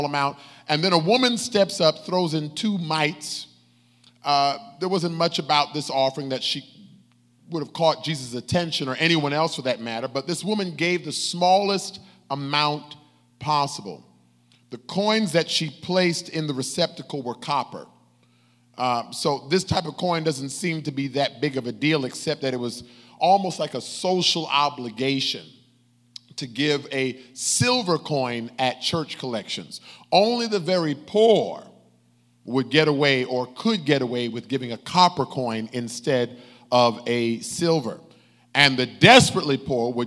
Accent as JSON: {"language": "English", "country": "United States", "said": "as American Christians"}